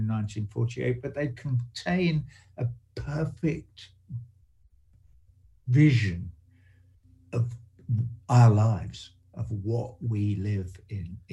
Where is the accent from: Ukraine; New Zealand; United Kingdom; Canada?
United Kingdom; England; I grew up in England, you know, in the aftermath of the Second World War